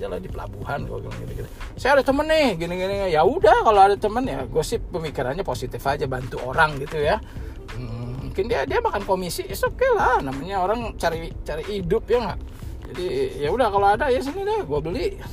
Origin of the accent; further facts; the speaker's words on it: Indonesia; wah selama ini gue waktu dari kecil sampai gede di Indo gitu yang udah biasa denger beginian tiba-tiba hilang gitu nah saat ini gue balik ke Indo kedengeran lagi gitu